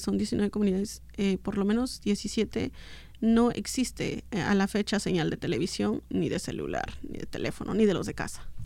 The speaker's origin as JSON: {"language": "Spanish", "region": "Oaxaca", "country": "Mexico", "tie": "born or raised there", "first_language": "Mixtec", "second_language": "Spanish", "moved": "as an adult", "lives_now": "United States", "said": "Yo en mi infancia, donde vivía en Oaxaca, en mi adolescencia, no, nunca había salido de ahí"}